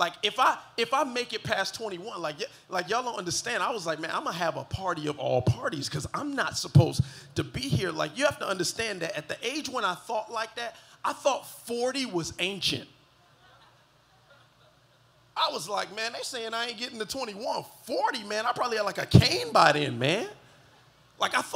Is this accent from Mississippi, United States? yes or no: no; Miami Gardens, Florida, United States; I was born and raised in the county of Dade, 305, holla at your boy, Carroll City.